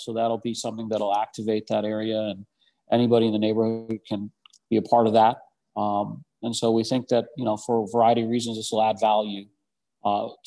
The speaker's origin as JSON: {"language": "English", "town": "St. Louis", "region": "Missouri", "country": "United States", "tie": "born or raised there", "moved": "yes", "said": "I grew up in St. Louis. I don't live here anymore, but I grew up in St. Louis"}